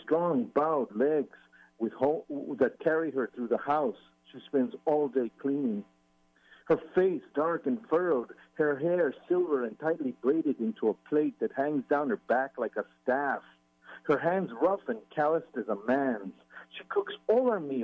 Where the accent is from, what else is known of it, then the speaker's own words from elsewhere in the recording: El Paso, Texas, United States; moved away; he's from my hometown. We're both from El Paso.